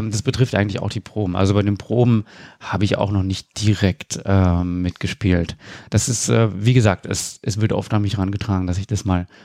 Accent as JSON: {"language": "German", "region": "Berlin", "country": "Germany", "tie": "born or raised there", "also_born_or_lived": "Rostock", "said": "Genau, in Rostock geboren und in Berlin aufgewachsen."}